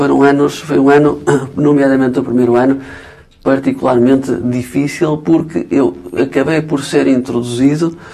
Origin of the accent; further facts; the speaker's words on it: Alcobaça, Centro, Portugal; sou de Alcobaça